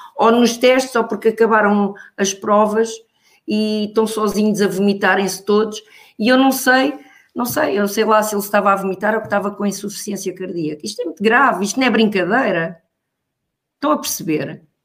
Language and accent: Portuguese; Pombal, Leiria District, Portugal; moved away; a minha terra, em Pombal